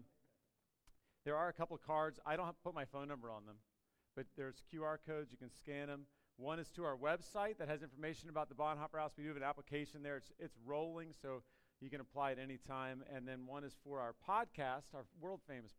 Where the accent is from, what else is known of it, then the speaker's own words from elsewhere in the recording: Washington, District of Columbia, United States; now in Radford, United States; I grew up in the D.C. area, but I have called Radford home for long enough that that's where I'm from. I'm from Radford